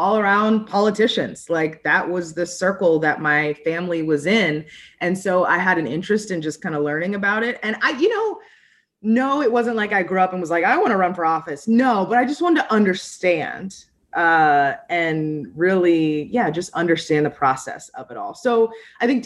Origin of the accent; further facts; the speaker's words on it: United States; now in Midwest, United States; I grew up right outside of Washington, D.C.